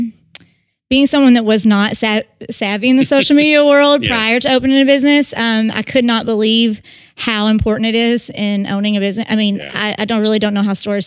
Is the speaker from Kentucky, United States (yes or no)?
yes; Owensboro, Kentucky, United States; moved away as an adult; Owensboro was my hometown